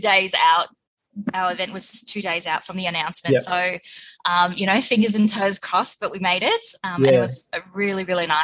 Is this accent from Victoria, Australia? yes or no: yes; Footscray, Victoria, Australia; I grew up in Footscray. I'm a Footscray Westie girl